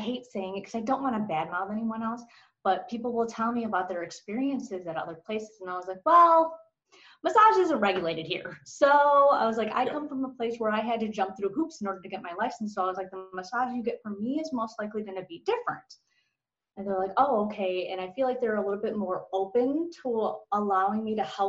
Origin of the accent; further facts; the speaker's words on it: Chicago, Illinois, United States; moved away; I'm from Chicago originally